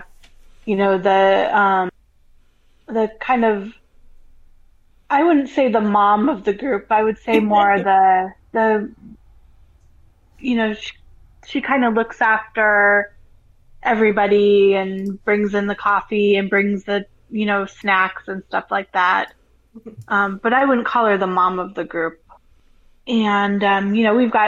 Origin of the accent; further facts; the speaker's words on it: Colorado, United States; moved away as an adult; now in Florida, United States; I'm from Colorado.